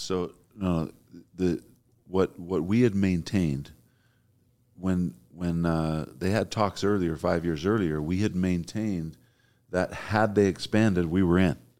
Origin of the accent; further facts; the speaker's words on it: Provo, Utah, United States; I'm from Provo. I kinda know the lay of the land